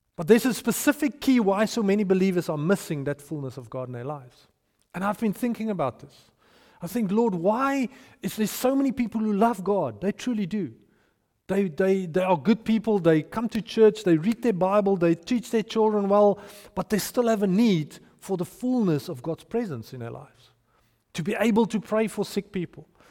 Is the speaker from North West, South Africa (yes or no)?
yes; Potchefstroom, North West, South Africa; moved away; I grew up in Potchefstroom